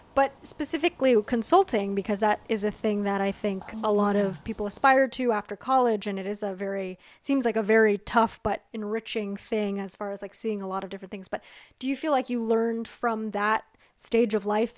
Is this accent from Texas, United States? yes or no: no; Southern California, United States; I grew up in Southern California